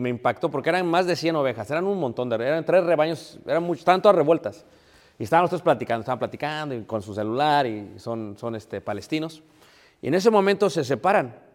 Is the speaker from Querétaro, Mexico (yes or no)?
no; Mexico City, Mexico; Y como jóvenes, yo soy de Ciudad de México, queríamos vivir en ciertos barrios, mis papás, para que no nos fueran a mal influenciar.